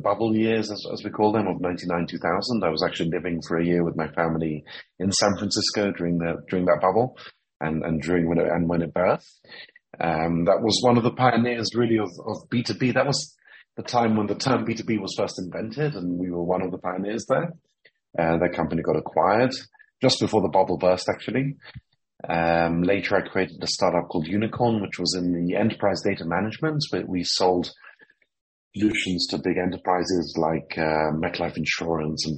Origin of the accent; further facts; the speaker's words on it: Jerusalem, Jerusalem District, Israel; also born or lived in London / Cambridge; I was born in London, but I first moved to Jerusalem when I was 7 years old. And so I've spent most of my life here in Jerusalem